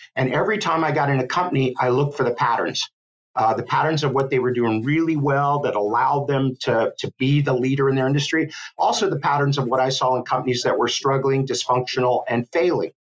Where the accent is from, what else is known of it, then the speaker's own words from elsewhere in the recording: Miami, Florida, United States; now in Gainesville, United States; I grew up in Miami, Florida